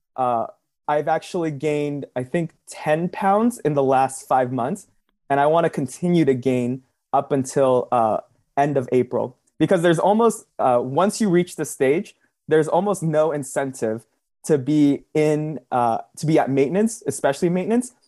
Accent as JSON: {"language": "English", "region": "Southern California", "country": "United States", "said": "I'm from Southern California"}